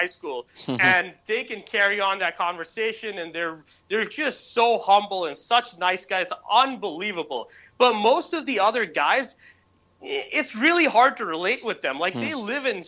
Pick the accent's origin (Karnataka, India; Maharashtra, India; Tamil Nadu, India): Karnataka, India; Bangalore; moved away; I'm just a kid from Bangalore